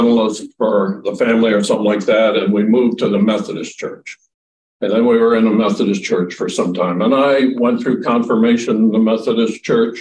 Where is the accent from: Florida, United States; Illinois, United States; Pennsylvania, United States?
Illinois, United States; Rockford; So I grew up in the Midwest in a town called Rockford, Illinois